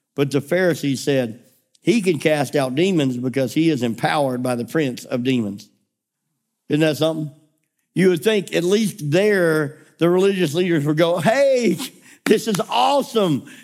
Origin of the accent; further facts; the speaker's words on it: United States; we are so American in our mindset